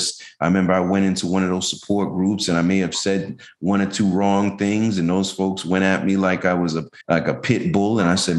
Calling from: Tampa, Florida, United States; I'm from Tampa, Florida.

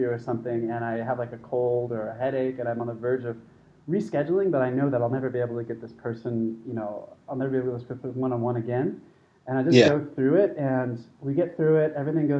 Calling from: Chiang Mai, Thailand; So I'm calling today from Chiang Mai.

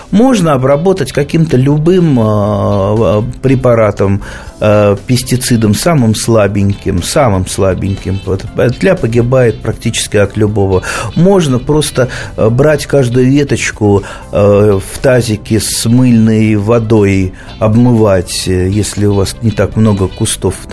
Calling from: Krasnoyarsk, Krasnoyarsk Krai, Russia; Здравствуйте, я здравствуйте из Красноярска маленький вопросик.

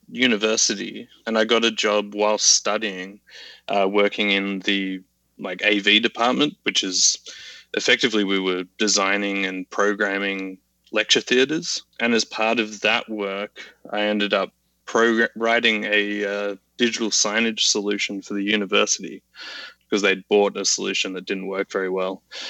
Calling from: Sydney, New South Wales, Australia; Calling in from chilly Sydney, Australia.

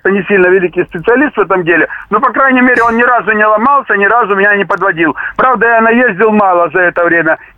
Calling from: Rostov-on-Don, Rostov Oblast, Russia; Я из Ростова-на-Дону

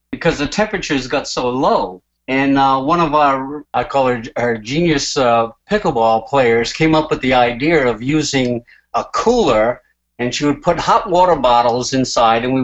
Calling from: Bristol, Rhode Island, United States; I'm calling from Bristol, Rhode Island.

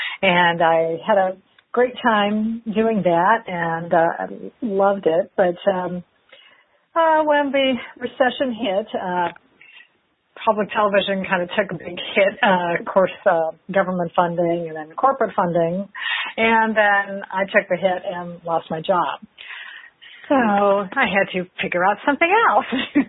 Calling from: Oviedo, Florida, United States; I am calling from Oviedo, Florida, which is just outside of Orlando.

